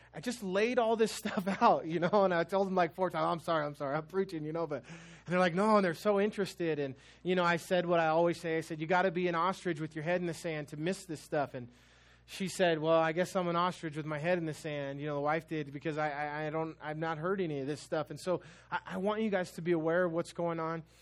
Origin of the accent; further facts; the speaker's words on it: United States